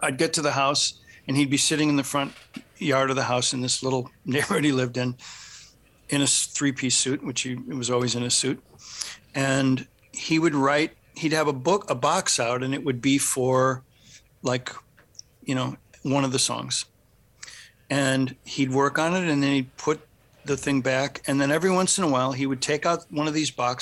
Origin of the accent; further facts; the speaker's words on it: Michigan, United States; also born or lived in Los Angeles, United States; now in US East Coast; a long stop in Michigan, where I'm from